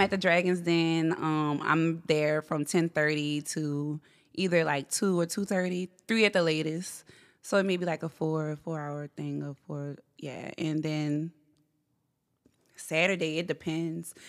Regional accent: Gretna, Louisiana, United States; I'm from here. Gretna, actually

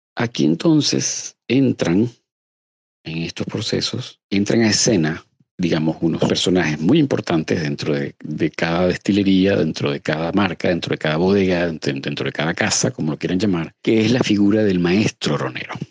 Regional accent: Venezuela; nosotros como venezolanos

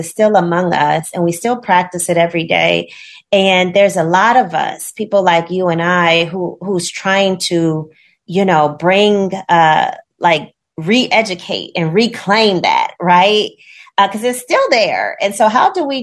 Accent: Gary, Indiana, United States; growing up in Gary, Indiana, I went to schools that mostly had Black children

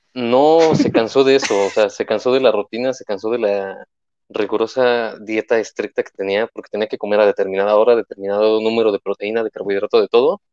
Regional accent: Mexico; es parte de nuestra cultura como mexicanos

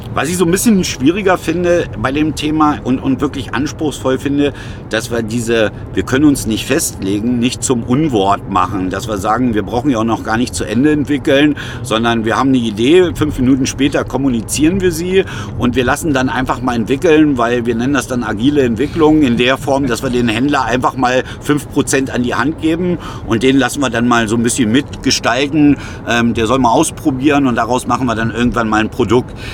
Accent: Germany; uns als Deutsche

